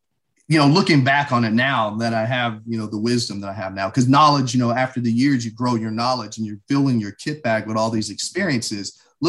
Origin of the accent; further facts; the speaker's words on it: Shreveport, Louisiana, United States; born there; I was born in Shreveport, Louisiana, at Barksdale Air Force Base.